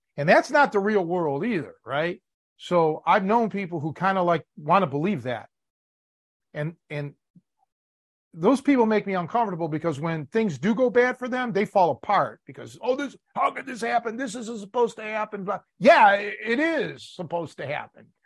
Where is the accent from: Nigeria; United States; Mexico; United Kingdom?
United States; Cleveland, Ohio; moved away; growing up in Cleveland